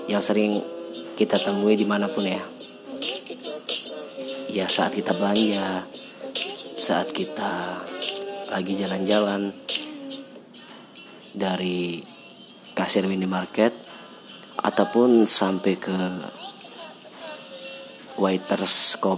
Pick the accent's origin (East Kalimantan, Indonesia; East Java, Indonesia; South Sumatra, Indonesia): South Sumatra, Indonesia; Palembang; saya adalah seorang mahasiswa di salah satu universitas di kota saya kotanya kota Palembang